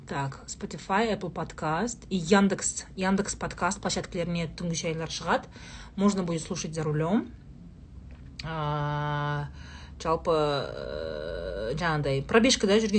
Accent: Saryagash, Turkistan Region, Kazakhstan; moved away; also born or lived in Shardara; бізде сарыағаштағы үйде

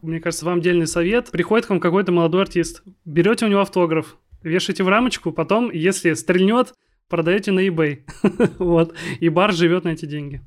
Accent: Kaliningrad, Kaliningrad Oblast, Russia; moved away; also born or lived in Arkhangelsk; я из Калининграда

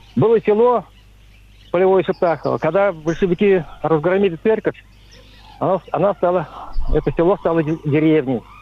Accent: Kanash, Chuvash Republic, Russia; now in Cheboksary, Russia; Я э, родился в городе, в Канаше, сейчас живу в Чебоксарах, это Чувашская республика

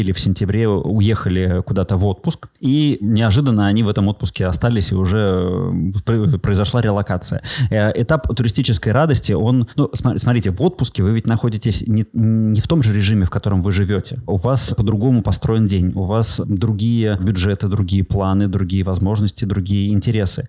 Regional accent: Saint Petersburg, Russia; moved away as an adult; also born or lived in Bali; я как коренной петербуржец

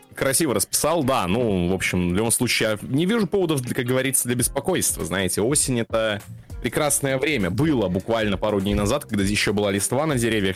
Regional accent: Belarus; moved away; у меня этот период пришелся на жизнь в Беларуси

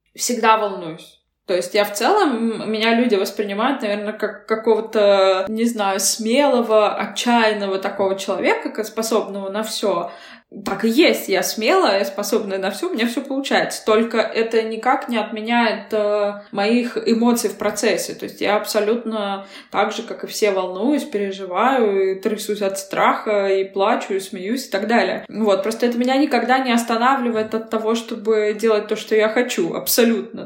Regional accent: Yekaterinburg, Sverdlovsk Oblast, Russia; moved away as an adult; also born or lived in England / New York / Bali; now in Moscow, Russia; я родилась в Екатеринбурге, но в роддоме номер один на декабристов, а вот жила в соседнем квартале. То есть по, на самом деле я э, прям екатеринбурженка целиком и полностью.

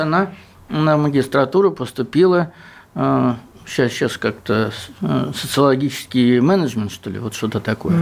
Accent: Southern Urals, Russia; я с Южного Урала

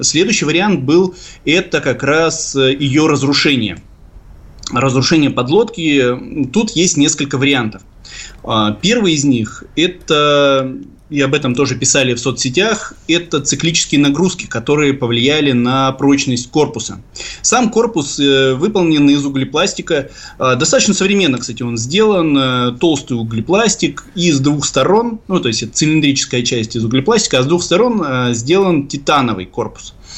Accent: Severodvinsk, Arkhangelsk Oblast, Russia; в моем родном городе Северодвинске

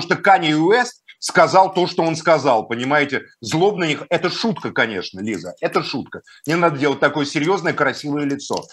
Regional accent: Moscow, Russia; Я русский человек, москвич, христианин

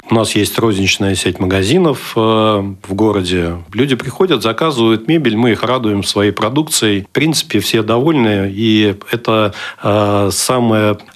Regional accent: Kaliningrad, Kaliningrad Oblast, Russia; я калининградец, я родился в Калининграде, учился в Калининграде и э, работаю сейчас в данный момент тоже в Калининграде.

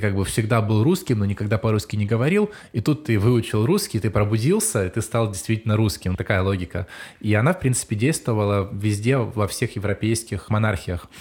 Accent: Ukraine; я сам из Украины

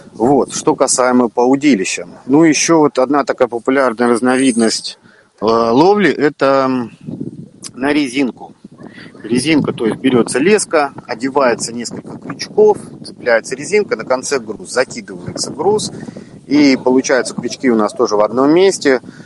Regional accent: Baltiysk, Kaliningrad Oblast, Russia; Родился я в Балтийске, а это город, в котором и залив, и море, и каналы, и всего много-много

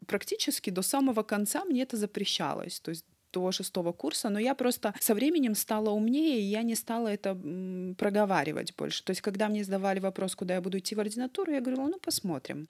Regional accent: Vladikavkaz, North Ossetia–Alania, Russia; first language Russian and Ossetian; moved away as an adult; also born or lived in Astrakhan; now in Düsseldorf, Germany; Я родом из Северной Осетии, мне сейчас 33 года.

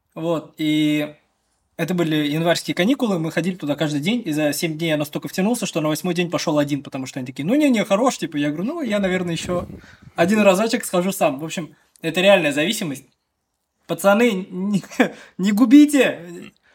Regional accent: Chekmagush, Bashkortostan, Russia; Я из деревни, из Чекмагуши родом, это село в сторону на западе

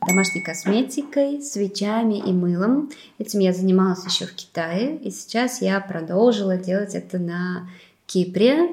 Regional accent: Moscow, Russia; moved away as an adult; also born or lived in China / Weihai, China; now in Limassol, Cyprus

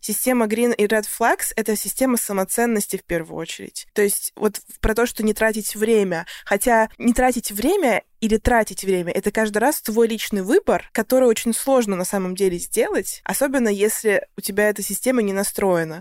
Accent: Russia; now in United States; я из России

